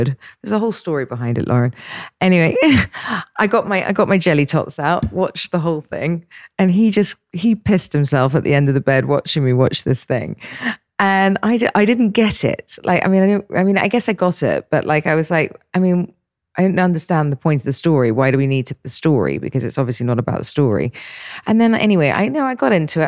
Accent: England, United Kingdom; I'm English.

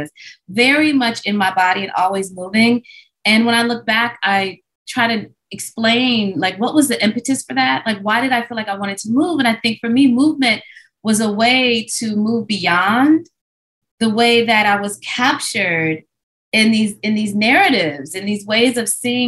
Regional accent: Midwest, United States; growing up in the Midwest as a Black child

